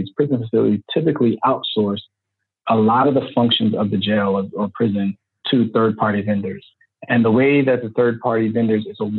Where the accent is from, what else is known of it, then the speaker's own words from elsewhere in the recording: St. Petersburg, Florida, United States; I grew up in St. Petersburg, Florida